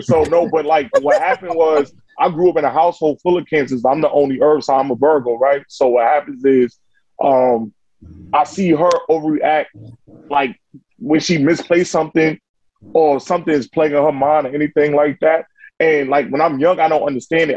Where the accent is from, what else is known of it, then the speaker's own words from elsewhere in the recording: New York, United States; I grew I grew up in Saint Nick Project.